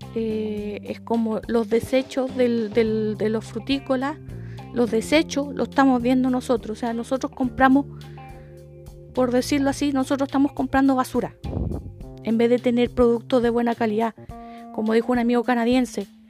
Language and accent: Spanish; Chile